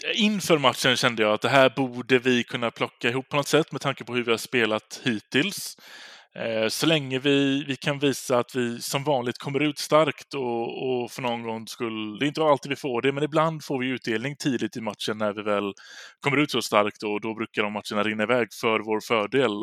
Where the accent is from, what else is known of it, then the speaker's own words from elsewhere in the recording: Gothenburg, Västra Götaland, Sweden; som göteborgare